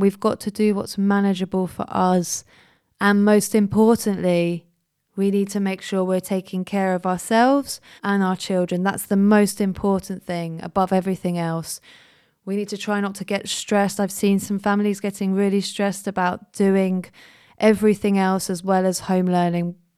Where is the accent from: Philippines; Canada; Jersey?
Jersey; now in London, United Kingdom; I was born in Jersey. I grew up in Jersey. I now live in London